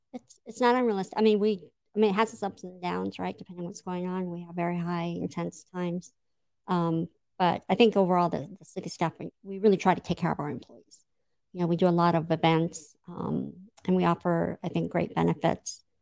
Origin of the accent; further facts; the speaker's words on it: Imperial Beach, California, United States; I grew up in Imperial Beach